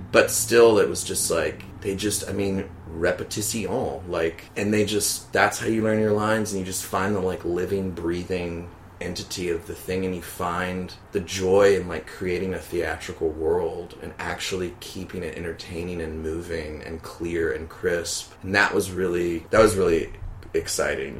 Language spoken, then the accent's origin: English; Baton Rouge, Louisiana, United States; moved away as an adult; also born or lived in New Orleans; now in New York, United States; I'm from Baton Rouge, Louisiana, and I've been living in New York for about three years